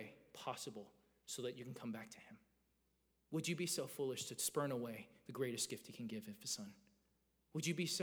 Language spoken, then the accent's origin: English; Georgia, United States; I grew up in Georgia